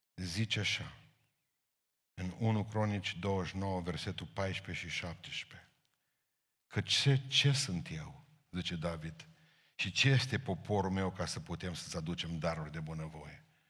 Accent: Romania; îmi place că sunt român

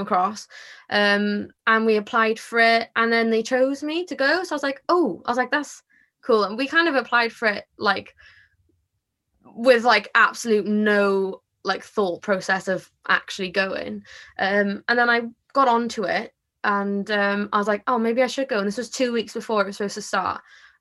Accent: Porthcawl, Wales, United Kingdom; I'm from Porthcawl. I was born here, so yeah, I have never lived anywhere else

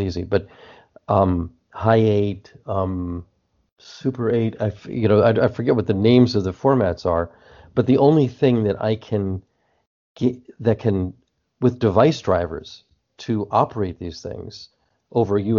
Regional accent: New Jersey, United States; now in California, United States; I'm talking to you from California right now, but when I grew up in New Jersey

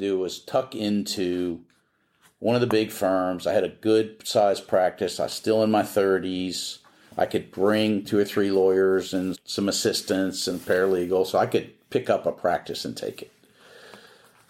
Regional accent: Philadelphia, Pennsylvania, United States; moved away as an adult; also born or lived in New Orleans; now in Houston, United States; I'm from Philadelphia

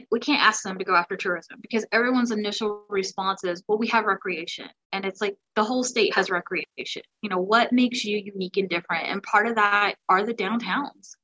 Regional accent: the South, United States; I'm from the South

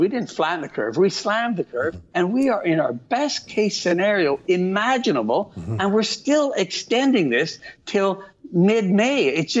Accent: Calabria, Italy; born there; Italy's a big country. I was born in Calabria.

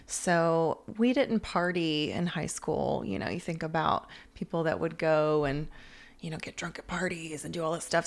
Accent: Atlanta, Georgia, United States; I'm from Atlanta, one of the few natives that hasn't left

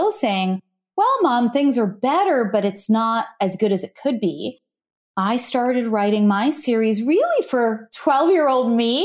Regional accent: United States; also born or lived in Ohio / New Jersey; My parents came from India, but I grew up in Ohio and New Jersey

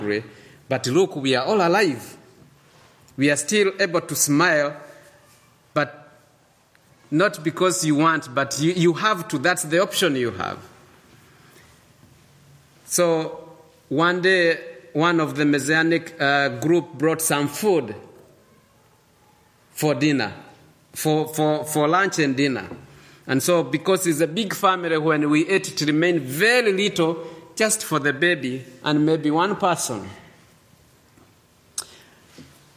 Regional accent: Eldoret, Uasin Gishu County, Kenya; moved away; also born or lived in Uganda; I was born in a place called Eldoret, dominated by a tribe called Kalenjin.

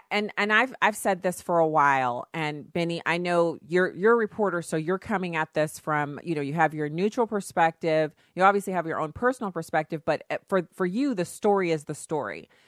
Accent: Germany; so I grew up in Germany where deodorant usage is optional.

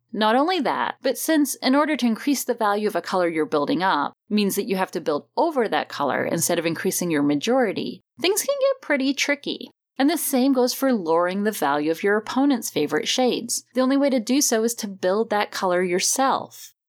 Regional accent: United Kingdom; now in United States; as a British expat living in the States

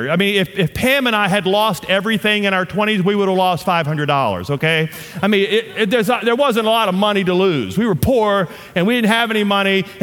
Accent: the South, United States; accent: southern; Batak, and I just butchered that with my southern accent, but that's how you say it.

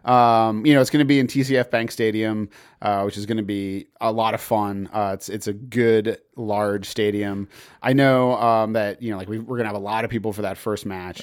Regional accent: Massachusetts, United States; I grew up in Massachusetts

